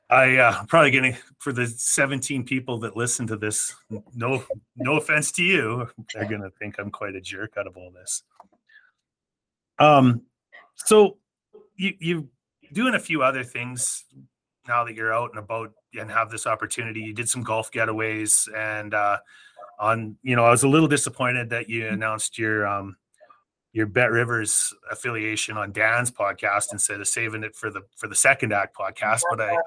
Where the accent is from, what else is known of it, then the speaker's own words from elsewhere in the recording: Edmonton, Alberta, Canada; now in Calgary, Canada; I'm an Oilers fan living in Calgary as well